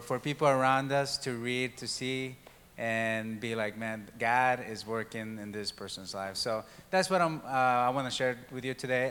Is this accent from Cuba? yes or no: no; Mexico; moved away; I was born and raised in Mexico